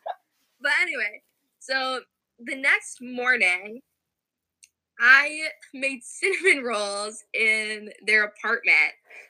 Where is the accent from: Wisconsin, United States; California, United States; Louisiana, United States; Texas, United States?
Wisconsin, United States; Eagle River; also born or lived in La Crosse, Wisconsin; But right now, I'm actually in my hometown of Eagle River, Wisconsin, way up north.